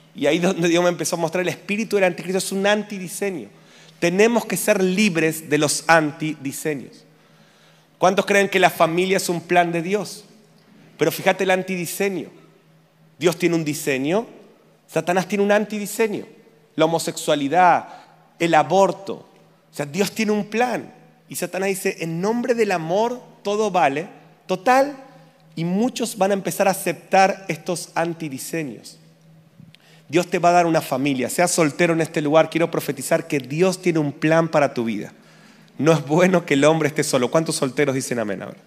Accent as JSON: {"language": "Spanish", "country": "Argentina"}